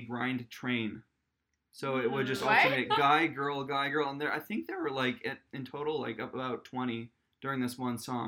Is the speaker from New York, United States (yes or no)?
no; Massachusetts, United States; I grew up in Massachusetts